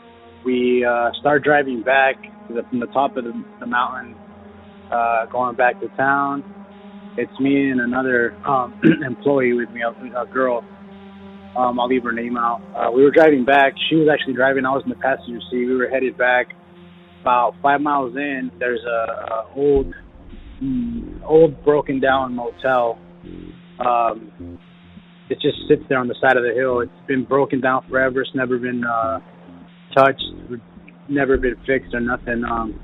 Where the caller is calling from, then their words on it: Watsonville, California, United States; I'm calling from Watsonville, California.